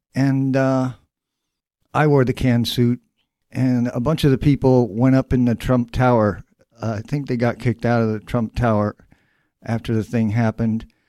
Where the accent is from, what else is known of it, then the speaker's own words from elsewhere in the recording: Dayton, Ohio, United States; moved away; also born or lived in New York City / Brooklyn; Dayton, which is my hometown.